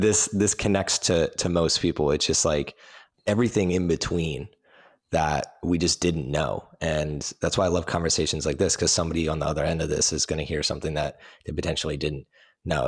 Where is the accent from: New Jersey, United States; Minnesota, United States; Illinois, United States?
New Jersey, United States; I grew up in New Jersey